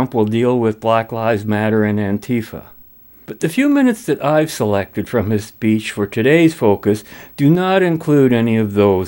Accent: Canada; as a Canadian

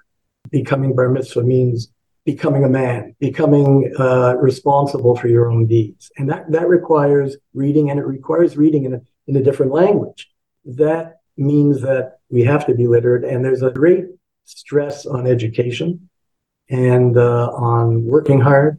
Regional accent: Toronto, Ontario, Canada; I was born in Toronto, went to school here, went to U of T

